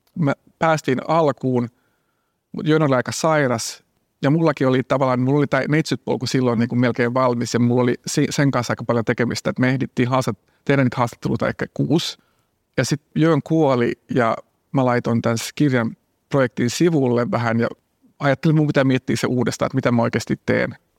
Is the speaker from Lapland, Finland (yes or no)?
no; Jakobstad, Ostrobothnia, Finland; now in Helsinki, Finland; mä oon asunut Helsingissä 25 vuotta, mm. mutta mä oon Pietasaaresta kotoisin